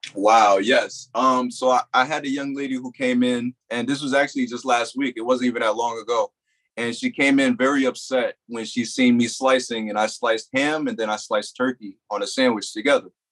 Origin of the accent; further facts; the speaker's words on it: New Jersey, United States; moved away as an adult; also born or lived in Delaware; I was from New Jersey